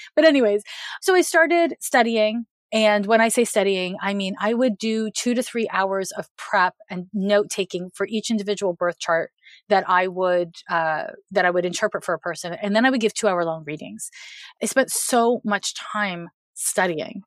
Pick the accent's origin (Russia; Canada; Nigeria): Canada; Montreal, Quebec; I'm from Montreal, Quebec